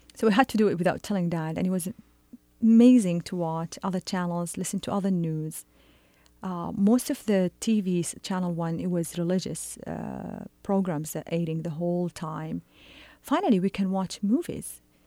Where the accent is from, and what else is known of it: Saudi Arabia